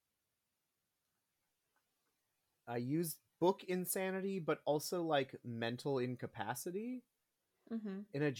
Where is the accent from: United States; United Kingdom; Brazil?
United States; Minnesota; I'm from Minnesota.